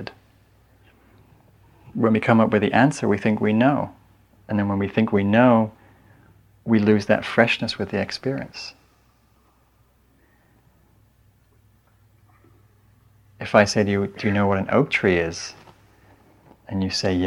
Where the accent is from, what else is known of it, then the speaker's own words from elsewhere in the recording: England, United Kingdom; now in San Anselmo, United States; I'm English